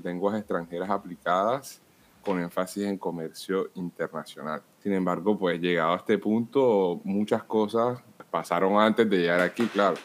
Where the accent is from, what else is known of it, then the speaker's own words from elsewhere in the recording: Cartagena, Bolívar, Colombia; moved away as an adult; now in Rennes, France; vengo de Colombia, de Cartagena, pero actualmente vivo en Rennes, Francia